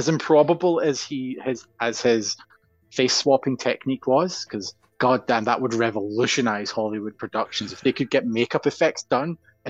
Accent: Glasgow, Scotland, United Kingdom; I'm from Glasgow, so that's a regular occurrence.

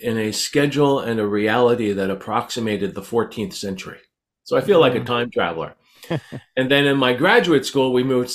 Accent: Philadelphia, Pennsylvania, United States; moved away as an adult; also born or lived in Canada; now in Atlantic Canada, Canada; I was born in Philadelphia, Pennsylvania, and grew up, spent the first half of my life there

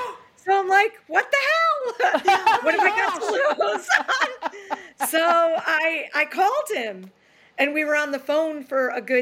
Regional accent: New York, United States; moved away as an adult; also born or lived in Boston, Massachusetts / Hingham, Massachusetts; So I think I'm going to move back to New York because I'm originally from New York.

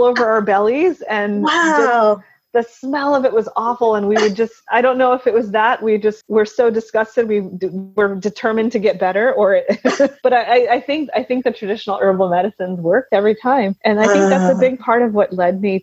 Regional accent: United States; also born or lived in Gujarat, India; I've established my life here and I've grown up here, so I'm just as Americanized as I am Indian

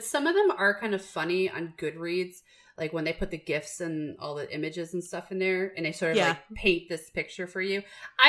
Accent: New York City, New York, United States; also born or lived in Long Island, New York; I am from New York, the city, okay? And I went to high school on Long Island.

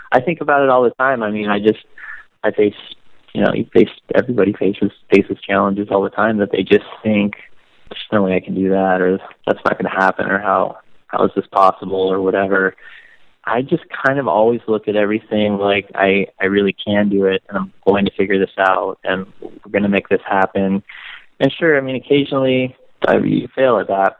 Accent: Las Vegas, Nevada, United States; I grew up in Las Vegas

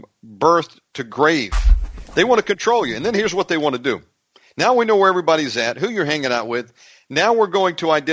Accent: United States; as an American

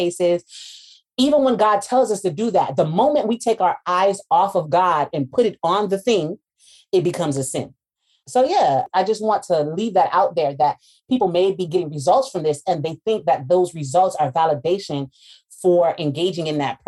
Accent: United States; those of us from the States

